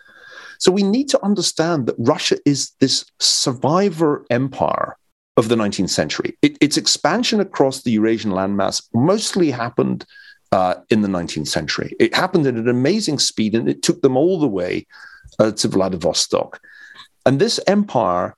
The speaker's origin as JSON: {"language": "English", "town": "Glasgow", "region": "Scotland", "country": "United Kingdom", "tie": "born or raised there", "said": "as a teenager in Glasgow."}